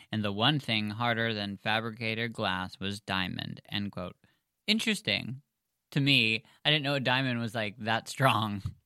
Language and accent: English; United States; We're American